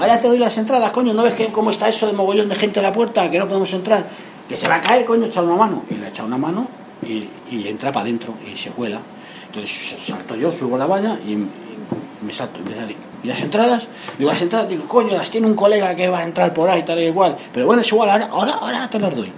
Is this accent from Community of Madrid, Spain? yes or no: yes; Madrid, Community of Madrid, Spain; yo soy de Madrid